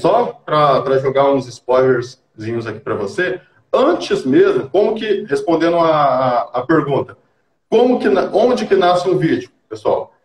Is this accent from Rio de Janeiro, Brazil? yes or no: no; Colorado do Oeste, Rondônia, Brazil; eu nasci aqui em Colorado do Oeste mesmo, né? É, uhum. Nascido e criado aqui na terrinha